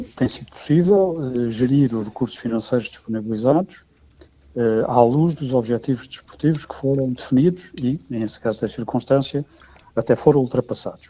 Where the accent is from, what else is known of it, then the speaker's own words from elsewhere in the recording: Portugal; como cidadão europeu, europeu e como português